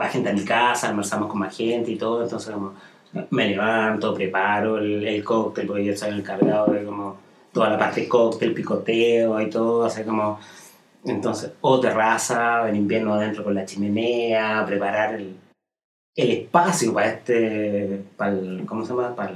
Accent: Santiago, Santiago Metropolitan, Chile

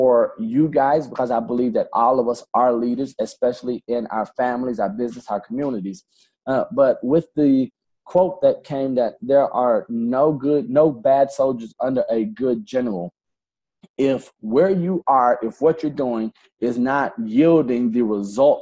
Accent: Alabama, United States; now in Florida, United States; I'm from Alabama. I probably don't say nicher. Like I said, we add an R to everything

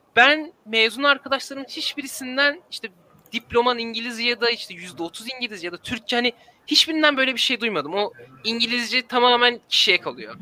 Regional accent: Istanbul, Turkey; aile evinde kalıyorum şu an İstanbul'da. Yani buranın yerlisiyim e, doğduğumdan beri.

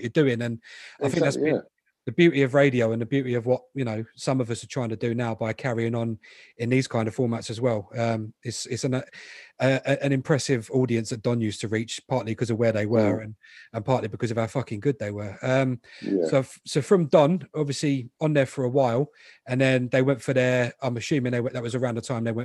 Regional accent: London, United Kingdom; I grew up in Southfields. I was 5 minutes from Roehampton.

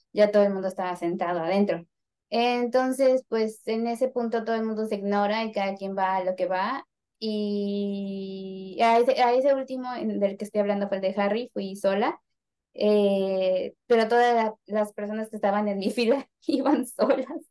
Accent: Mexico; Somos mexicanos

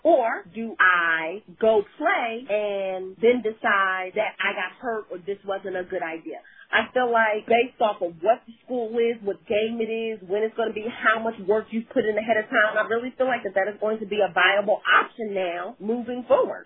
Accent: New Jersey, United States; moved away as an adult; also born or lived in Louisiana; So I'm from Jersey, South Jersey, right across the bridge from Philly.

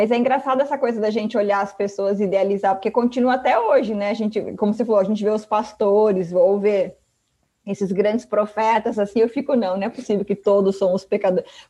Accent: Sorocaba, São Paulo, Brazil; Eu sou de Sorocaba.

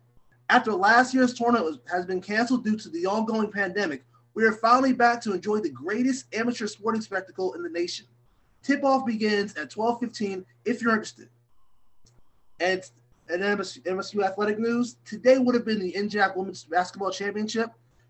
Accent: New Jersey, United States; I'm specifically from South Jersey

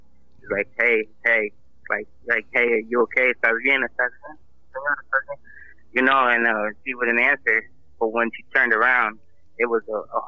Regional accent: St. Louis, Missouri, United States; Yes, St. Louis, Missouri.

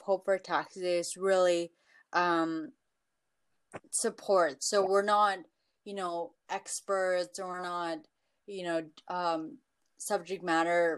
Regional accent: Toronto, Ontario, Canada; I am from Toronto

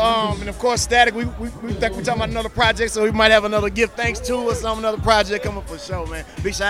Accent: United States; A lot of us Americans for sure were expecting Wilder to win.

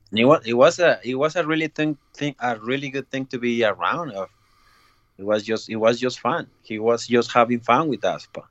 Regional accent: Ciudad Juárez, Chihuahua, Mexico; I was growing up in Mexico in uh, Juarez, is uh, that's uh, border town with uh, with El Paso.

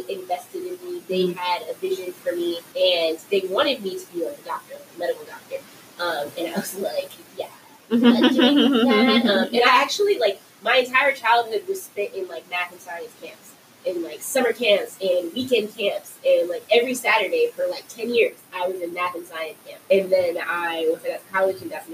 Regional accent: Compton, California, United States; I grew up in Compton, right, but I went to private school for elementary and middle school, a private school in Compton

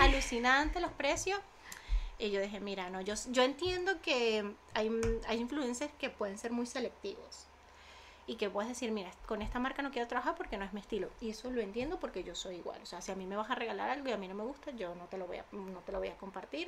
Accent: Venezuela; now in Spain; yo con influencers vengo desde Venezuela

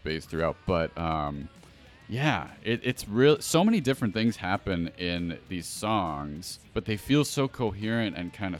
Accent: Buffalo, New York, United States; accent: Buffalo; my Buffalo accent.

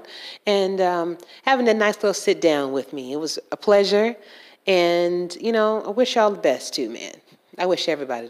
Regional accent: Georgia, United States; I'm from Georgia.

